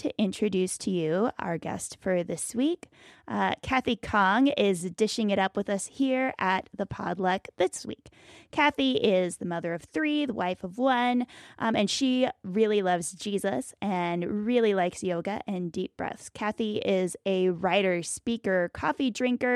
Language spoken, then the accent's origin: English; Bluefield, West Virginia, United States; Pastor Travis there in my hometown of Bluefield, West Virginia